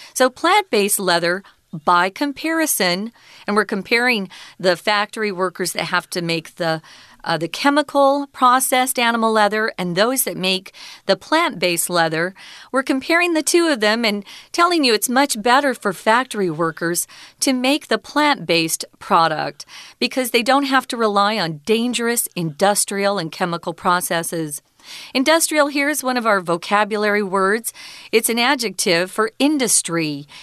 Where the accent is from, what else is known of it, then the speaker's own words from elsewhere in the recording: Arizona, United States; I'm from Arizona, and we have a lot of cacti